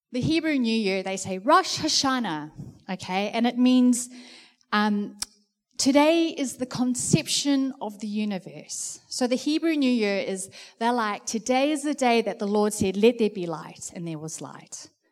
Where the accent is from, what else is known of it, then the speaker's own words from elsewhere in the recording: South Africa; now in New Zealand; being a South African